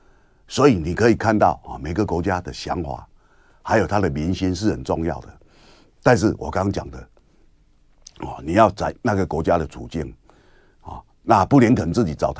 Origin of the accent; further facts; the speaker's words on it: Kinmen, Fukien, Taiwan; 我们金门话叫做弄拱啊，好弄拱来起那个声音呐，啊，然后你就要去躲，躲在防空洞里面。让他打在附近，或打在怎么样哦？然后我们就在防空洞里面写作业，点蜡烛啊，写作业哦